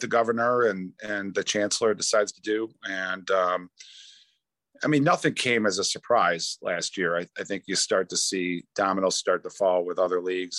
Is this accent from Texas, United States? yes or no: no; New York, United States; I'm a New Yorker.